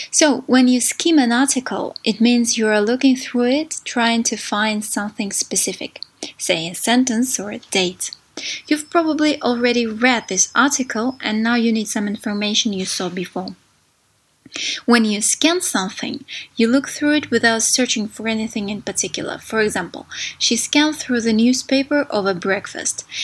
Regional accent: Saint Petersburg, Russia; English is a second language; I'm from St. Petersburg, Russia.

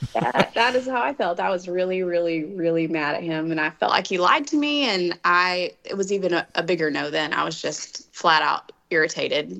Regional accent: Dallas Fort Worth area, Texas, United States; We are from the Dallas Fort Worth area, from a little town outside of it, like 35 miles south. Um, and we actually grew up in the same town

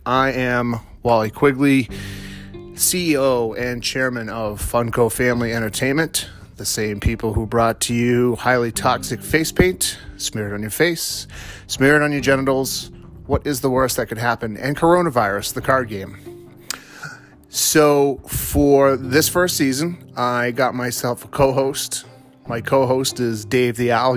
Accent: Massachusetts, United States; also born or lived in Vermont; I'm from Massachusetts, um, born and raised

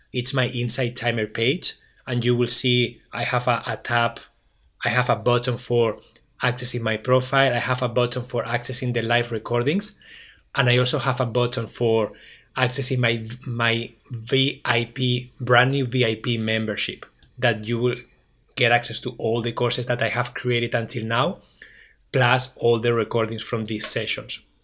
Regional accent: Barcelona, Catalonia, Spain; English is a second language; now in Waterloo, Canada; I am originally from Barcelona, Spain.

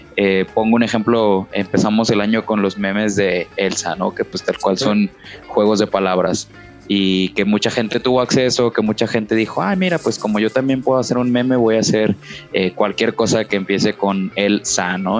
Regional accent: Guadalajara, Jalisco, Mexico; alguien de provincia como nosotros, pues que yo soy de Guadalajara

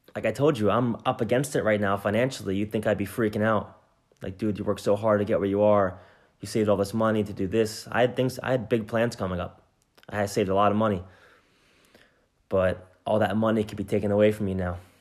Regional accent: New Jersey, United States; I'm from New Jersey, which is right next door to New York City

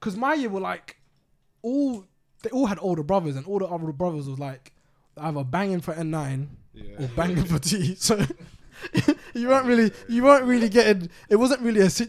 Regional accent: Edmonton, London, United Kingdom; I grew up in Edmonton, innit?

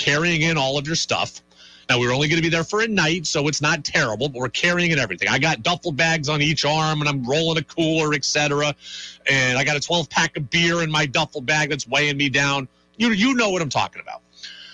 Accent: Albany, New York, United States; now in Vermont, United States; We're both from the area. We're both from Albany, so we're kind of near home

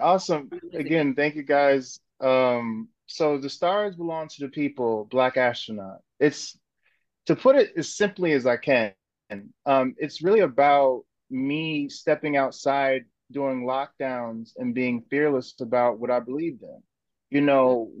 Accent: North New Jersey, United States; now in Brooklyn, United States; I was from North New Jersey.

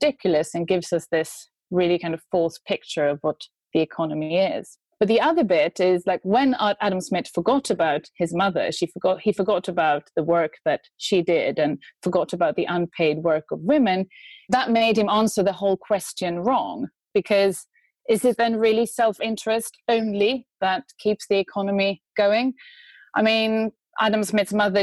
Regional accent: Sweden; now in United Kingdom; I'm from Sweden. I'm an expert in feminist economics. I live in the UK

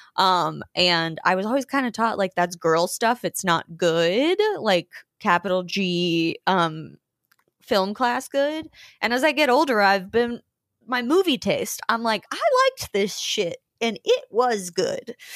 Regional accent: Georgia, United States; moved away as an adult; also born or lived in New Orleans / Germany / Austin; now in Los Angeles, United States; I'm from Georgia, I moved to New Orleans for college

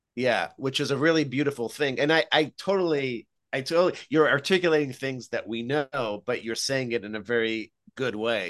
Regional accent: Israel; moved away; I grew up in Israel

